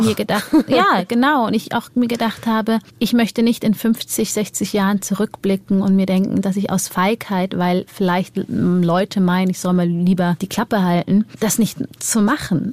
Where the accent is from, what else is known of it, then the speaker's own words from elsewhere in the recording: Germany; ich bin ja in Deutschland geboren und ich bin hier mein Leben lang aufgewachsen